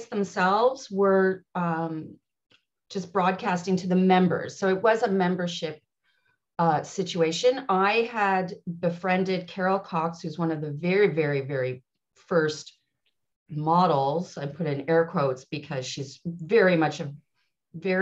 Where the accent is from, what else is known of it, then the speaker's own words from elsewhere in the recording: Montreal, Quebec, Canada; moved away as an adult; now in Ottawa, Canada; I'm originally from Montreal and I'm born and raised. And then I moved to Ottawa 6 years ago